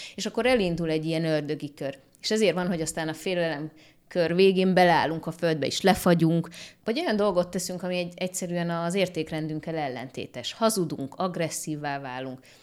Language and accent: Hungarian; Hungary; itt Magyarországon születtem, itt nőttem fel